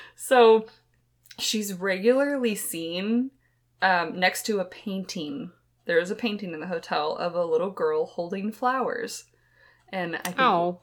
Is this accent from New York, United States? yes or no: no; Texas, United States; we hail from Texas